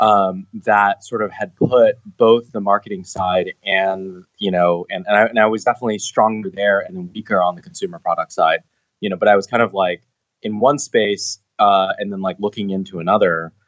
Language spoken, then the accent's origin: English; Seattle, Washington, United States; moved away as an adult; now in Bay Area, United States; I'm from Seattle originally